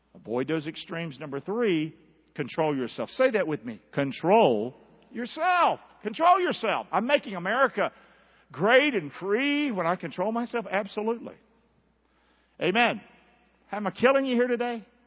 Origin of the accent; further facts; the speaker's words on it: Rockingham, North Carolina, United States; That's where I grew up in Rockingham.